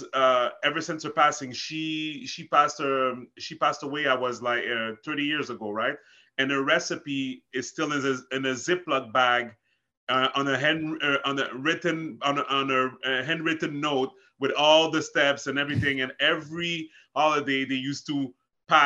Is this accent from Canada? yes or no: yes; Montreal, Quebec, Canada; also born or lived in Haiti; I'm from Montreal, Canada